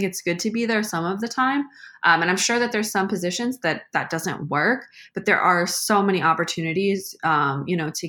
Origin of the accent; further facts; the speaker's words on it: Seattle, Washington, United States; also born or lived in St. Louis area; now in St. Louis, United States; I'm from Seattle